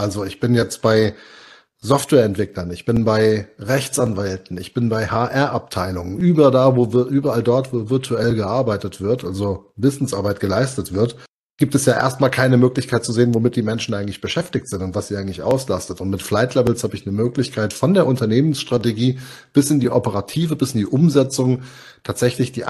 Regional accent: Hesse, Germany; wahnsinnig gerne auch Moin sagen, aber das fühlt sich so falsch an als Hesse, auch wenn ich Moin unglaublich sympathisch finde.

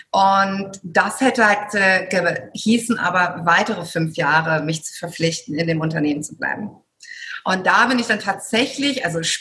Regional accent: Germany; now in Greece; ich bin in Deutschland geboren, aufgewachsen, habe griechische Wurzeln und mein Traum war es immer, irgendwann mal in Griechenland zu leben, wo ich auch heute hier bin, schon seit vielen Jahren jetzt mit meiner Familie hier lebe.

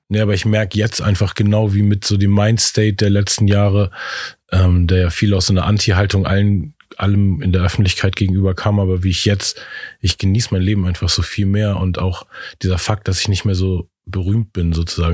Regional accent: Hamburg, Germany; in Eppendorf, in dem Viertel, wo ich aufgewachsen bin

